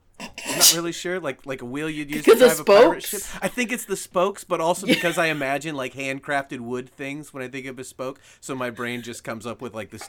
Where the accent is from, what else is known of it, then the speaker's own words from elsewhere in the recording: United States; first language English; I'm born and raised in America, first language